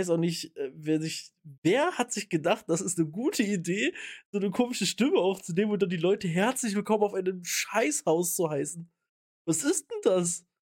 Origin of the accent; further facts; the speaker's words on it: Rhineland, Germany; Da bin ich jetzt äh, auch typischer, wie man in, äh, wie man bei uns im Rheinland sagt, Heimscheißer.